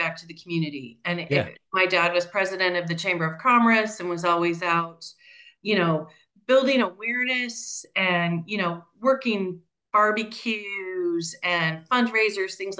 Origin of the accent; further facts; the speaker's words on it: Central Valley of California, United States; moved away as an adult; also born or lived in Central Coast, California; now in Arizona, United States; I grew up in the Central Valley of California, the Central Coast and then the Central Valley.